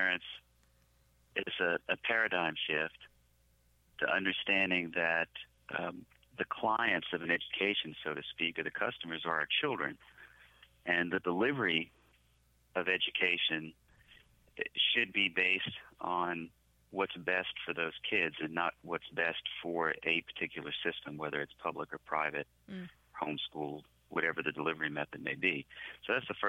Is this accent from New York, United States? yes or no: no; New Orleans, Louisiana, United States; I am from New Orleans